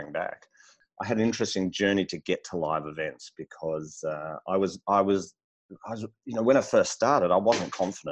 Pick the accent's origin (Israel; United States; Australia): Australia; Melbourne, Victoria; I'm in Melbourne, Australia. And born and bred here